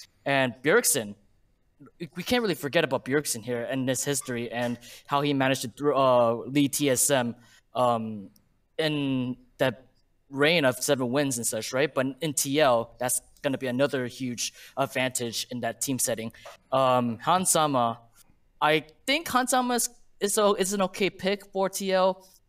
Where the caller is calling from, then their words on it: Los Angeles, California, United States; I'm calling from Los Angeles, California.